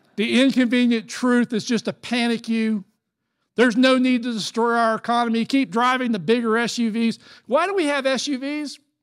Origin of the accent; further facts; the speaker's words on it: Florida, United States; I'm from Florida